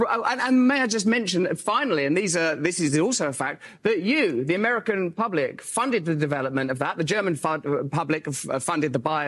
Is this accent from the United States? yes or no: no; England, United Kingdom; I'm English